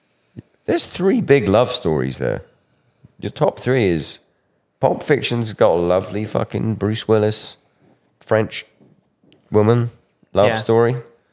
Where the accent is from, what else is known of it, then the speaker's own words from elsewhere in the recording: England, United Kingdom; Oh, I'm from England. We don't fucking know. We had the Beano was our comic.